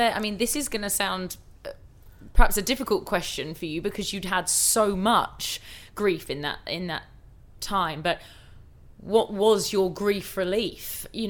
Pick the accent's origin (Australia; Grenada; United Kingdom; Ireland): United Kingdom; we're British.